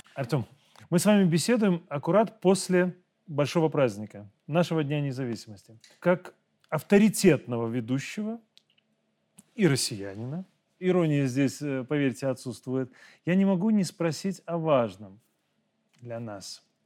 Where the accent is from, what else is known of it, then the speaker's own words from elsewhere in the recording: Belarus; мы, белорусы